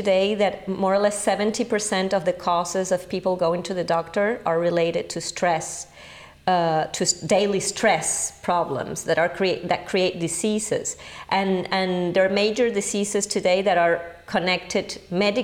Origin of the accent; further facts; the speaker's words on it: Caracas, Capital District, Venezuela; English is a second language; moved away as an adult; also born or lived in England / Paris; I was born in Venezuela, in Caracas, the capital.